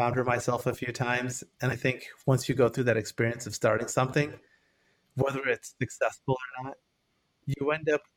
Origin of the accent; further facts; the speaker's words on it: northern suburbs of Detroit, Michigan, United States; moved away as an adult; now in Bay Area, United States; I'm originally from Michigan. So I was born in the northern suburbs of Detroit. I lived there until I was 18